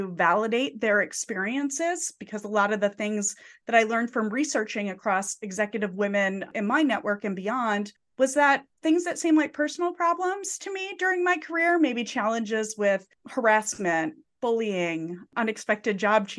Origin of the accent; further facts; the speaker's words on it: Midwest, United States; So Josh, we were talking before we were recording before that we're both come from the Midwest.